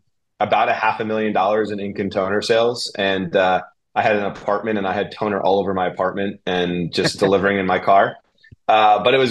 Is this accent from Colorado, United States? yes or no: no; New York, United States; moved away; also born or lived in Connecticut; I'm from New York